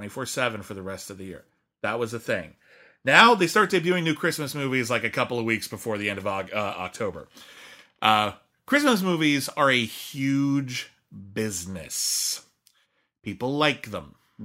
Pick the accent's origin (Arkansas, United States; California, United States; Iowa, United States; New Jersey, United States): California, United States; Southern; I grew up in Southern California.